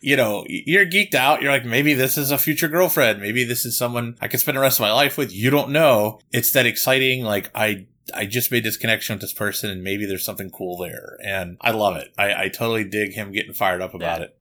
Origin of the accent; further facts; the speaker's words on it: Pittsburgh, Pennsylvania, United States; I grew up in Pittsburgh, and actually it's just north of Pittsburgh. Uh, it, I was about fifteen minutes north of Pittsburgh